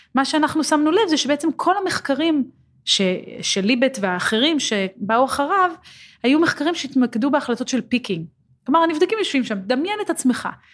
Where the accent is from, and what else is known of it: Israel